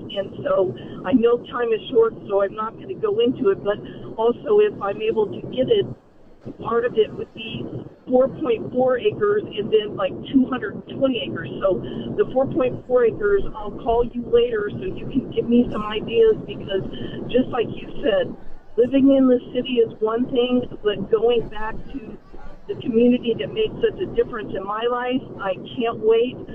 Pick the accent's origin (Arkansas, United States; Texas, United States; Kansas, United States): Texas, United States; Poteet; moved away; I'm heading to my hometown of Poteet, Texas